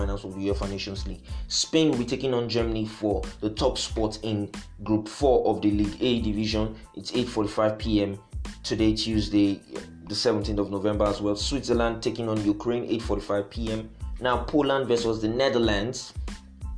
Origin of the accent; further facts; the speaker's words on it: Nigeria; being a Nigerian